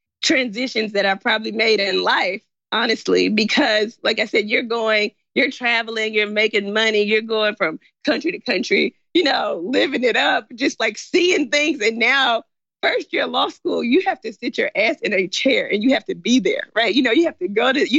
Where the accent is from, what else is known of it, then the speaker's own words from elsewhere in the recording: Memphis, Tennessee, United States; moved away as an adult; also born or lived in China; I'm from Memphis. My parents are in Memphis.